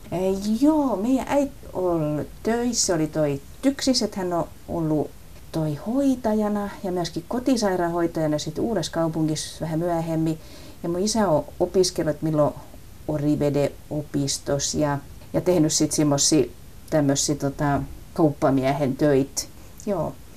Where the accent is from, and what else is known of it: Southwest Finland, Finland; accent: southwestern dialect (lounaismurre); first language Finnish (southwestern dialect)